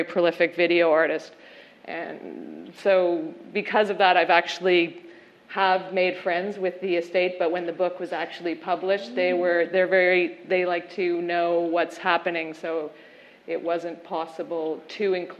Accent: England, United Kingdom; I'm English

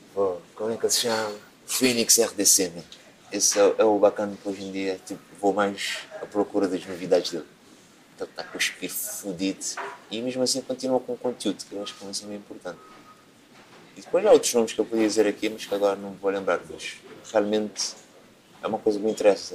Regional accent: Cape Verde; moved away as an adult; now in Portugal; Quando eu vim de Cabo Verde

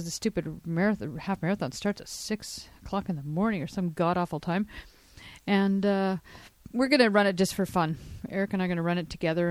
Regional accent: Canada; I'm Canadian

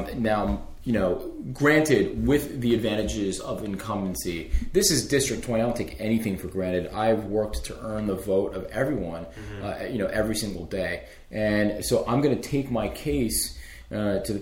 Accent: United States; the community that I grew up in Montgomery County

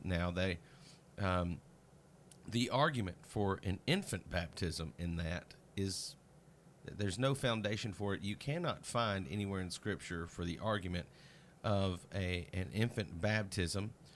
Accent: Mississippi, United States; my pastor as a child in Mississippi

